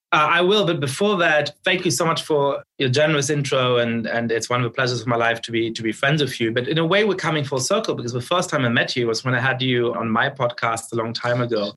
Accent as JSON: {"language": "English", "town": "Munich", "region": "Bavaria", "country": "Germany", "tie": "born or raised there", "also_born_or_lived": "Poland", "moved": "yes", "lives_now": "United States", "said": "I was growing up in Munich in the center of town."}